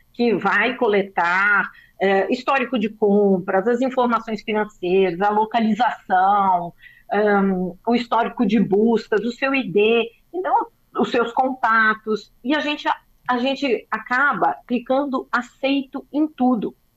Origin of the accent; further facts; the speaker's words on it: São Paulo, Brazil; Eu sou paulista